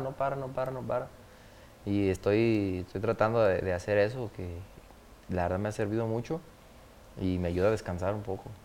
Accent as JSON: {"language": "Spanish", "town": "Guadalajara", "region": "Jalisco", "country": "Mexico", "tie": "born or raised there", "also_born_or_lived": "La Palma", "said": "soy nacido pues en Guadalajara"}